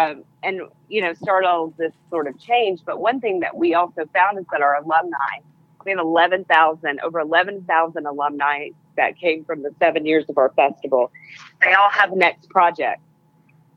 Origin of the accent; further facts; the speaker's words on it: Pine Bluff, Arkansas, United States; I come from Pine Bluff. I'm from Pine Bluff originally.